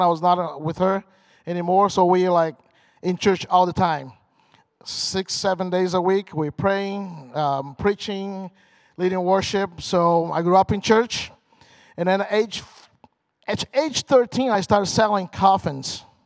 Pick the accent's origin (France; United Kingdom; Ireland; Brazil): Brazil; English is a second language; moved away as an adult; also born or lived in Michigan / Indiana; now in United States; So I'm from Brazil. I, got, I came here in 1999, long time ago, almost half and half